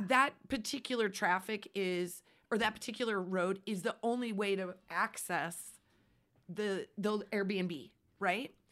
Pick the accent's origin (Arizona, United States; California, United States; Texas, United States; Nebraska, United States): Nebraska, United States; We are from Nebraska. We are from flat and open spaces